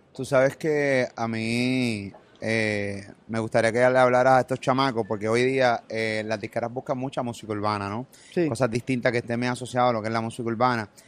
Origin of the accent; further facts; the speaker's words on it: Puerto Rico; Yo soy puertorriqueño full